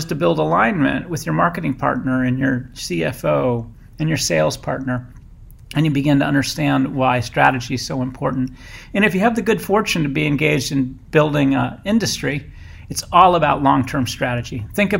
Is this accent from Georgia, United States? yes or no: no; Boston, Massachusetts, United States; I came from Boston to the San Francisco Bay, which I loved.